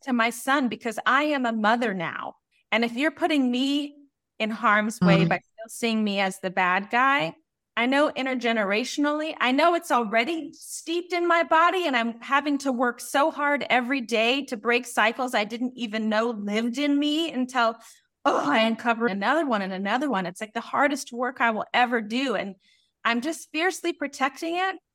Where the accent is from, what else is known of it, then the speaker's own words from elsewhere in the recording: Colorado, United States; I grew up in Colorado